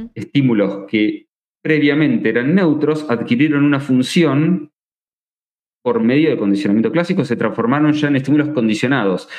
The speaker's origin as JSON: {"language": "Spanish", "country": "Argentina", "said": "soy argentino"}